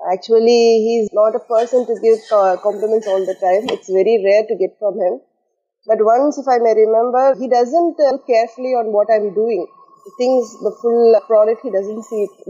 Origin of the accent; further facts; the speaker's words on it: Tamil Nadu, India; moved away as an adult; now in Ras Al Khaimah, United Arab Emirates; I am basically from Tamil Nadu, India and I've been here at Ras Al Khaimah, UAE, beautiful Ras Al Khaimah, for the past uh, 10 years.